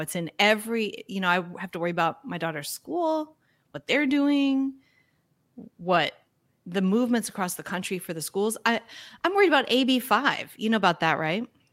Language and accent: English; United States; being an American